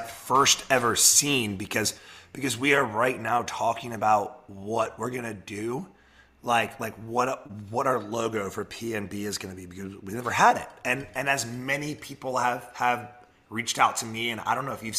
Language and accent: English; Charlotte, North Carolina, United States; also born or lived in Washington, D.C.; now in Charleston, United States; I was born in George Washington Hospital, lived there until I was 7, until I moved to Charlotte. So I guess Craig is right. I'm technically from DC.